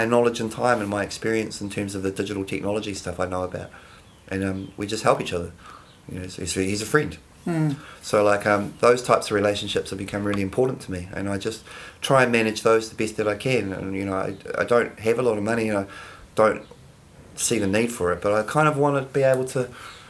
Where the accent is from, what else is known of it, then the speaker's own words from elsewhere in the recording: Palmerston North, Manawatū-Whanganui, New Zealand; now in Wellington, New Zealand; I'm from Palmerston North